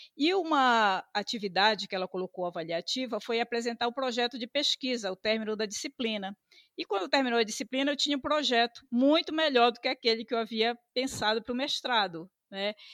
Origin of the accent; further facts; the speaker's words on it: Belém, Pará, Brazil; Nasci em Belém. Belém, é, o bairro Marizal, nasci na Santa Casa